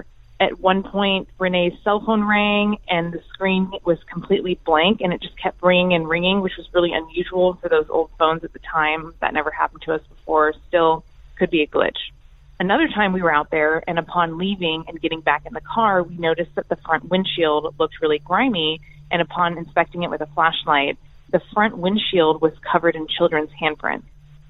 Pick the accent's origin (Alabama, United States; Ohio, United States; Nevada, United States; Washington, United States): Washington, United States; I'm from Washington, and this is a story about baby graves.